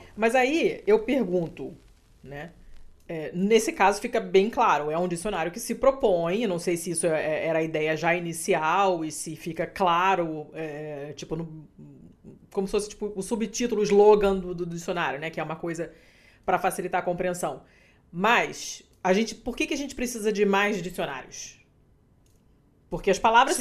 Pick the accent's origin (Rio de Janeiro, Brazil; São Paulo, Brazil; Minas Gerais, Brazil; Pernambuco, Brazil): Rio de Janeiro, Brazil; accent: carioca; now in Portugal; meu sotaque carioca